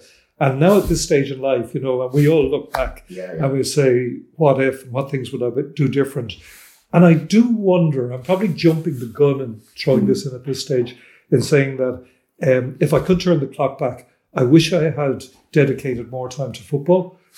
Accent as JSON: {"language": "English", "town": "Dublin", "region": "Leinster", "country": "Ireland", "tie": "born or raised there", "also_born_or_lived": "Leeds, England / Limerick"}